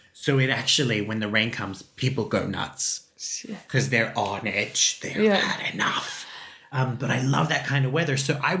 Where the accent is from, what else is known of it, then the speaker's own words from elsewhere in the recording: Queensland, Australia; in Australia, that's the weather in my hometown